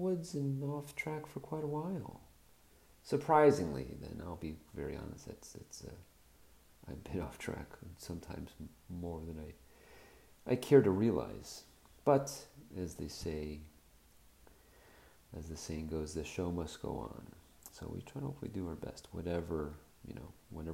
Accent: Florida, United States; growing up in Florida, growing up in a Jewish family

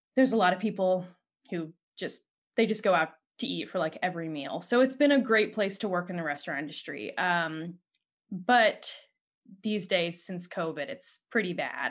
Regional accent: California, United States; as a Californian

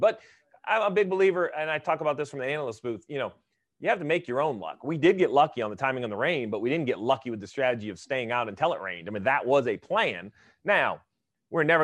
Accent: Maine, United States; where I grew up in Maine

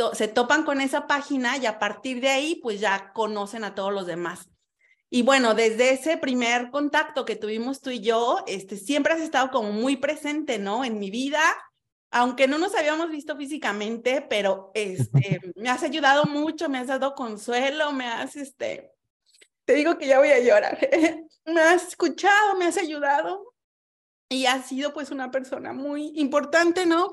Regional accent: Mexico; now in Sardinia, Italy; yo fui la primera mexicana que conociste

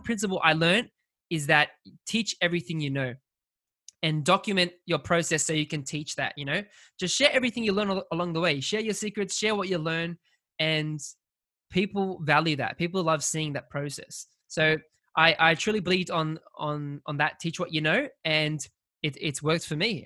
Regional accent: Australia; I'm from Australia

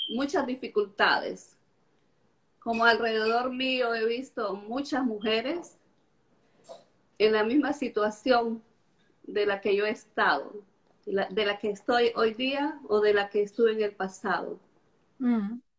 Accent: Estelí, Nicaragua; moved away as an adult; now in Charlotte, United States; yo soy de Nicaragua. Nací en Estelí, en la ciudad de Estelí, en Nicaragua. Pero vivo en Charlotte, en Carolina del Norte

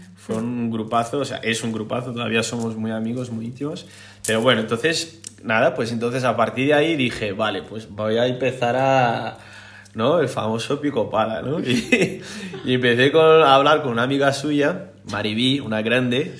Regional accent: Brazil; Spanish is a second language; moved away as an adult; now in Spain; Soy brasileño, brasileiro

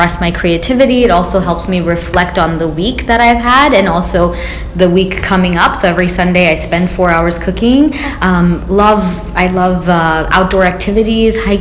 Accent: Florida, United States; moved away; we grew up partly in Florida

